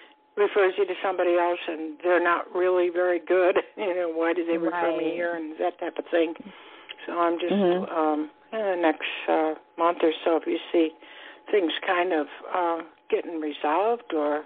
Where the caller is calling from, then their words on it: Florida, United States; Calling from Florida.